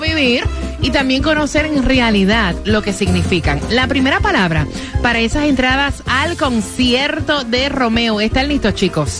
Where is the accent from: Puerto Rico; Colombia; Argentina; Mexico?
Puerto Rico; en mi país, Puerto Rico